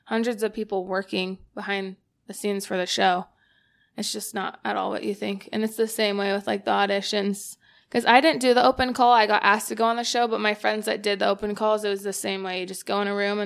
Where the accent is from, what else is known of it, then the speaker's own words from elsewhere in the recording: Idaho, United States; I had to move to L.A., and I'm from Idaho.